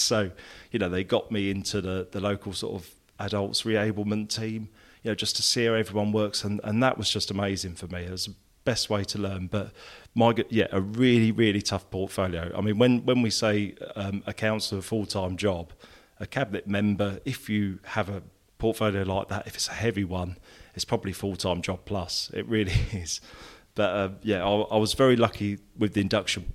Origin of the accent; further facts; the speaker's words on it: Peterborough, East of England, United Kingdom; also born or lived in Essex; the whole sort of both sets of families migrated to Peterborough at a similar time.